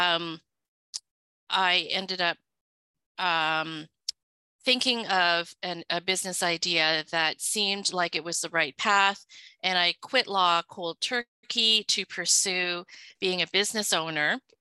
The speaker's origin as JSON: {"language": "English", "town": "Vancouver", "region": "British Columbia", "country": "Canada", "tie": "born or raised there", "also_born_or_lived": "Hong Kong", "second_language": "English", "said": "I was originally from Hong Kong. I was born there um, and lived there until my family immigrated. We were sponsored by some relatives, and I so basically was raised in Vancouver"}